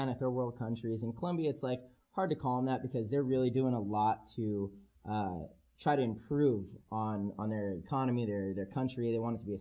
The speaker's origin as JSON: {"language": "English", "town": "San Diego", "region": "California", "country": "United States", "said": "I'm a kid from San Diego"}